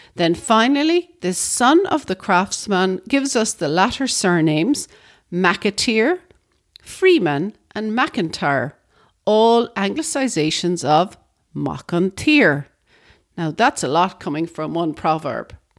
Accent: Ireland; one of the nicest things about being Irish is the Irish language itself.

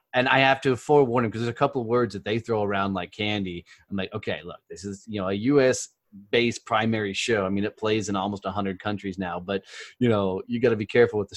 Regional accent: Fort Worth, Texas, United States; I'm in Fort Worth, Texas, you know, my hometown

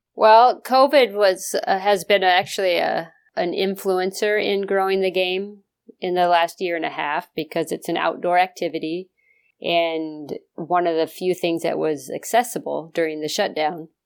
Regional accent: the West, United States; moved away; I grew up out in the West

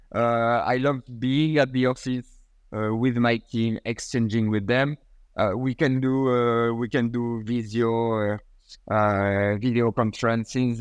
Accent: Port-Saint-Louis-du-Rhône, Provence-Alpes-Côte d'Azur, France; my hometown in Port Saint Louis

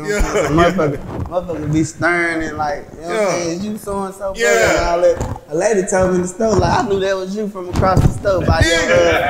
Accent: McKinney, Texas, United States; I'm from McKinney, Texas.

